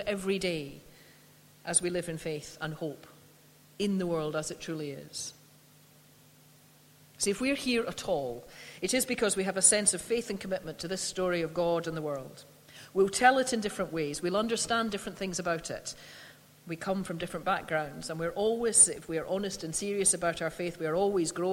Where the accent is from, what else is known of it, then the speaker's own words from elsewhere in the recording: Scotland, United Kingdom; I'm a Scot